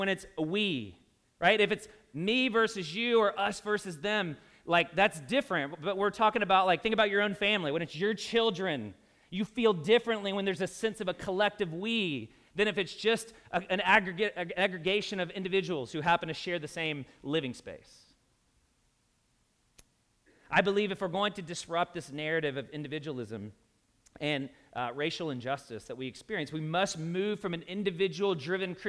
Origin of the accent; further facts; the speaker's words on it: Louisville, Kentucky, United States; In my own home state, I'm a Kentuckian. So I grew up in Louisville, if you can't tell by my accent.